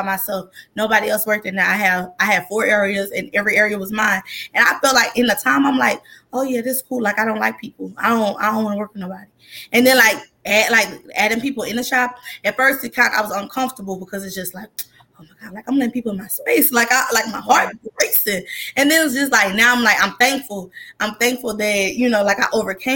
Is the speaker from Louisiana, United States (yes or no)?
yes; Campti, Louisiana, United States; I'm from Campy.